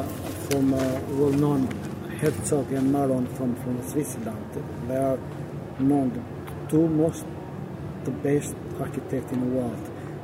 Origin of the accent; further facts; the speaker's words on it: Albania; now in London, United Kingdom; I'm Albanian.